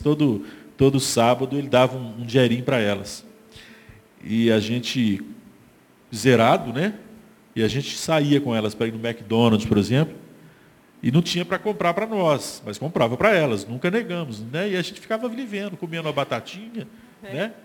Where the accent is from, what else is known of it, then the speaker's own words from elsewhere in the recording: Brazil; also born or lived in Barroca (neighbourhood); cresci lá, né, na Igreja Batista do bairro São Paulo